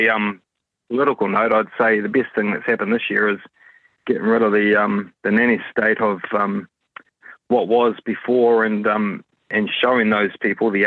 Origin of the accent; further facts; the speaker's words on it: Auckland, New Zealand; I am from West Auckland